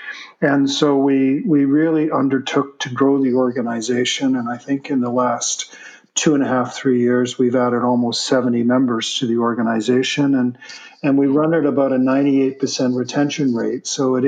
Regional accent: Toronto, Ontario, Canada; moved away; also born or lived in Vancouver, Canada; I moved here from Vancouver. I'm originally a Torontonian, but spent the last 35 years of my life in Vancouver

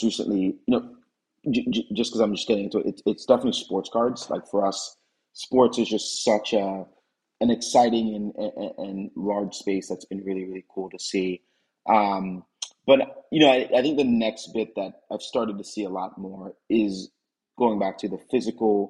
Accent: Jamaica; I grew up playing cricket in Jamaica

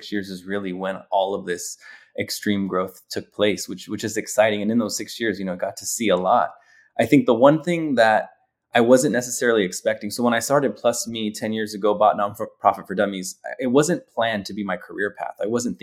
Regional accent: Los Angeles, California, United States; growing up in Los Angeles

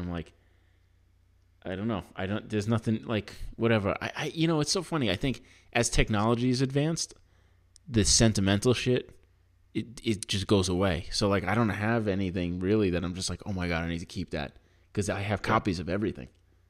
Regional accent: New York, United States; moved away; I'm from New York.

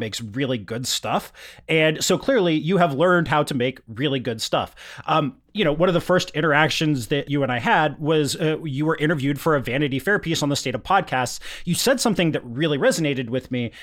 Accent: Yakima, Washington, United States; where I grew up in Yakima in the mid-nineties

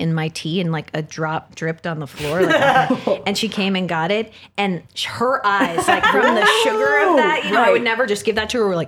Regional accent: San Diego, California, United States; moved away; I'm from San Diego. So I go to San Diego to visit my mom

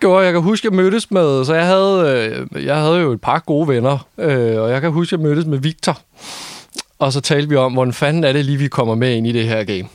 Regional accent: North Zealand, Capital Region of Denmark, Denmark; jeg er vokset op i Nordsjælland

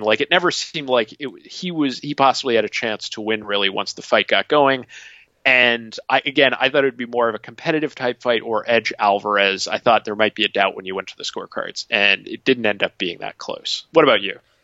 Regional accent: Connecticut, United States; I grew up in Connecticut

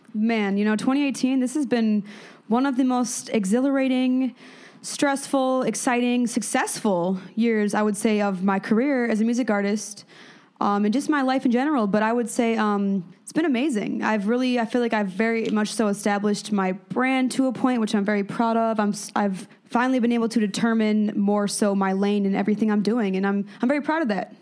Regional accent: Madison, Wisconsin, United States; moved away; born in Madison. Um, my family was all from Chicago, but I was born in Madison.

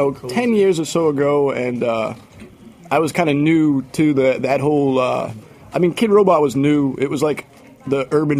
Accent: Boston, Massachusetts, United States; I grew up in Boston

